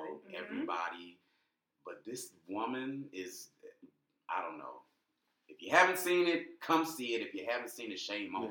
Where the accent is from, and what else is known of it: Iowa, United States; born or raised there; also born or lived in Gary, Indiana